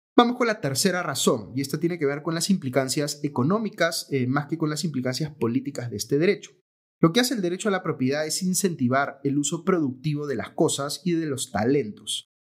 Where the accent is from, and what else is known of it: Peru